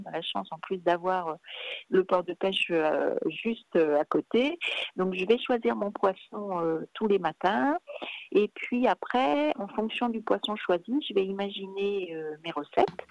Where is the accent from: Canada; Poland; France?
France; Brittany; moved away as an adult; also born or lived in Paris; je suis née en Bretagne, donc, euh, et j'ai vécu en Bretagne jusqu'à l'âge de mes, attendez, 20 ans à peu près